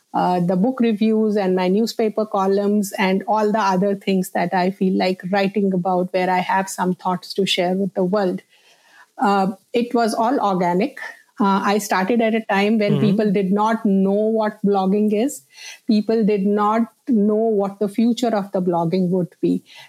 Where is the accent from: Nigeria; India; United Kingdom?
India; And I grew up in India in various places because my father worked in the defense.